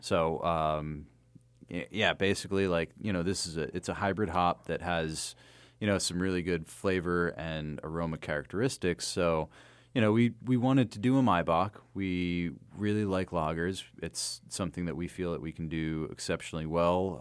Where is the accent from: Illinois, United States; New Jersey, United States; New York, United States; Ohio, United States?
New Jersey, United States; moved away; also born or lived in Astoria / Bay Ridge, Brooklyn; I'm from Jersey